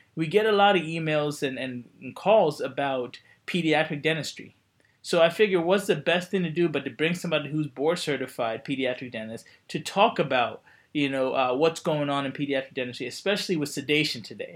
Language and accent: English; Coatesville, Pennsylvania, United States; moved away; I grew up near the Westchester uh, Exton area, right outside where Coatesville High, where Coatesville is